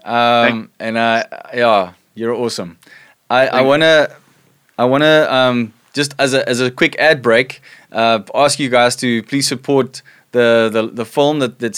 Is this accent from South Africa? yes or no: yes; South Africa; us as South African married couples and homes